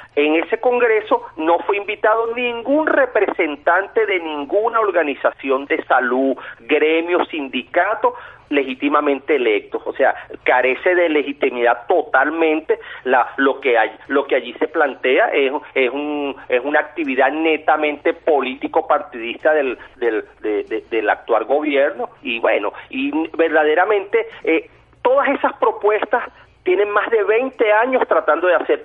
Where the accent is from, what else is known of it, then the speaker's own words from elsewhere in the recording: Venezuela; como venezolanos de bien que somos